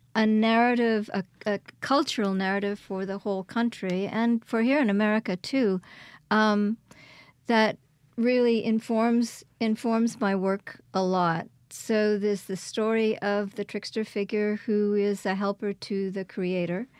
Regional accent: Quebec, Canada; moved away as an adult; also born or lived in Kingston, Ontario; now in Hattiesburg, United States; I was born in Kingston, Ontario, and raised in Quebec.

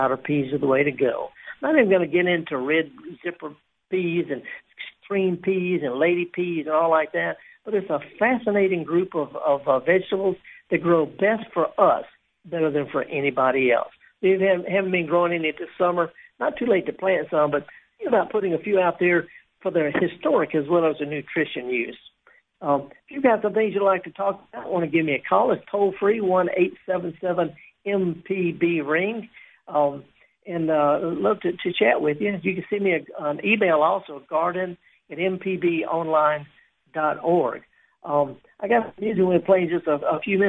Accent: Mississippi Delta, United States; I'm from the Delta

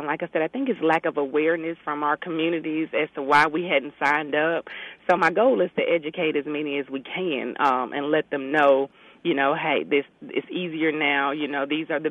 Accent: Memphis, Tennessee, United States; now in Mississippi, United States; We're from Memphis

